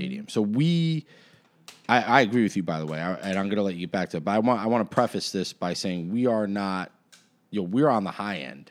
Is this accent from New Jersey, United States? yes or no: yes; New Jersey, United States; moved away as an adult; now in Nazareth, United States; I grew up in Jersey. I've been in Nazareth, Pennsylvania for the past, uh, fifteen years